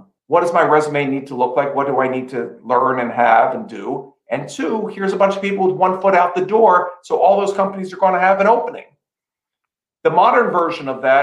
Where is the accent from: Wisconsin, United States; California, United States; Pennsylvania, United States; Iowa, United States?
Pennsylvania, United States; Philadelphia; growing up in Philadelphia in a row house